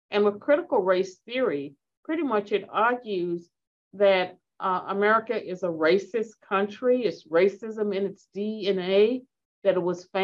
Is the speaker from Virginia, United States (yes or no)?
yes; Virginia, United States; Well, I'm from Southwestern Virginia, and uh, and my folks weren't educated, so I struggle with some of these words.